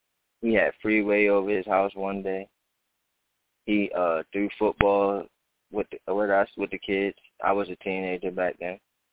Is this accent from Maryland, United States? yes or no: yes; Maryland, United States; he lives on my block in Maryland.